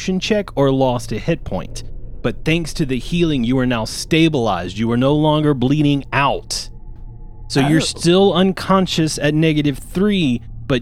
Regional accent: Louisiana, United States; I'm from Louisiana

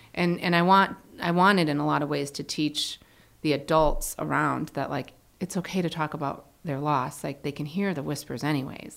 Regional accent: Connecticut, United States; I grew up in Connecticut.

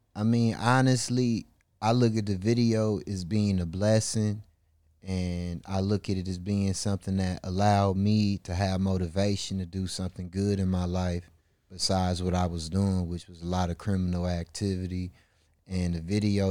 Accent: Milwaukee, Wisconsin, United States; I was raised in a all black community on the north side of Milwaukee, Wisconsin.

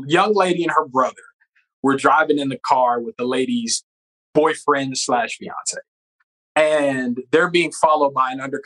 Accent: the South, United States; So I'm from the South where we have project, like, so they send me to the ghetto.

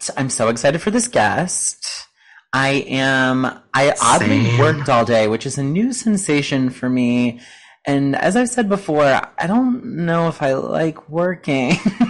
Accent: United States; when I was born in America?

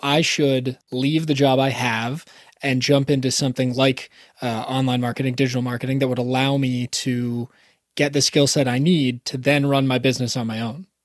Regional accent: Canada; I'm actually Canadian

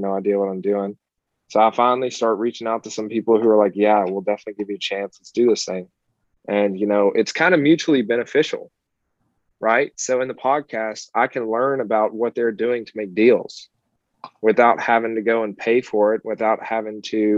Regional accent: Kentucky, United States; now in Pompano Beach, United States; I'm actually from Kentucky originally

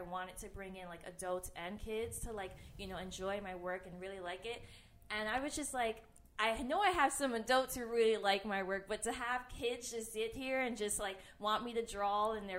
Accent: New York City, New York, United States; I grew up in Bed-Stuy. I was born and raised. I was actually born in Woodhull Hospital.

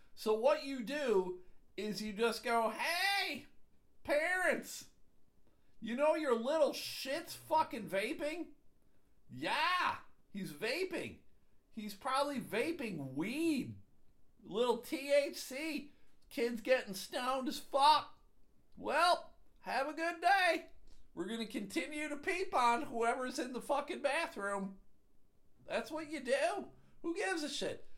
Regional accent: Buffalo, New York, United States; moved away; I'm from Buffalo

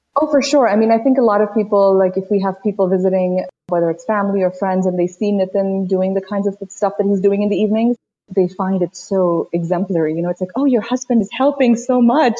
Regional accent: Washington, District of Columbia, United States; also born or lived in Uttar Pradesh, India; my family moved to the DC area when I was quite young. I spent the next 27 years or so living in DC. I went to school there.

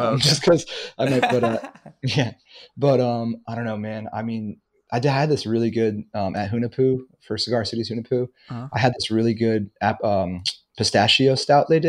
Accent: New York, United States; moved away as an adult; now in Florida, United States; I lived in New York for like 18 years. That's where I was born and raised

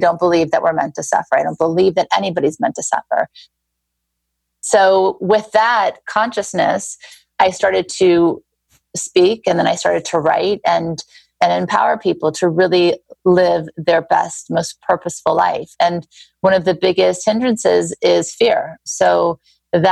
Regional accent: Beverly Hills, California, United States; also born or lived in Thibodaux, Louisiana / New Orleans, Louisiana; I grew up in Beverly Hills. I was born in Thibodaux, Louisiana, lived in New Orleans, had a very happy childhood.

